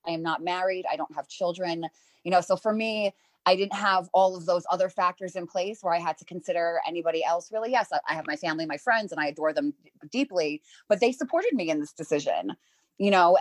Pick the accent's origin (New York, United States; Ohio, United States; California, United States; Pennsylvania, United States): New York, United States; I'm I'm from New York. I'm an East Coast girl.